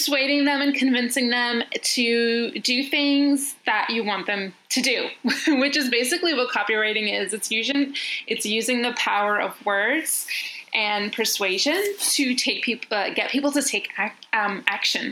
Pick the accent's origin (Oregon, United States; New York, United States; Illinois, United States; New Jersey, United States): New York, United States; accent: American; now in Athens, Greece; I live in Athens, Greece, but I'm originally from New York. Well, I was born there and I was raised there, but my family's Greek, so which explains the American accent.